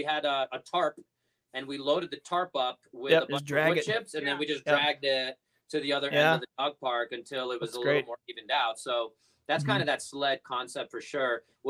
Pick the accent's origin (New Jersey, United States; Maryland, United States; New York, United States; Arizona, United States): New York, United States; New York City; I grew up in Brooklyn